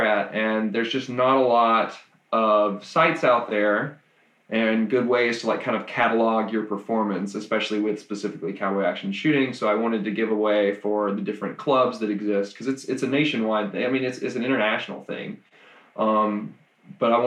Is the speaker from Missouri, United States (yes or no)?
no; Mississippi, United States; moved away as an adult; now in Nashville, United States; I'm from Mississippi originally, and I moved up kind of during the program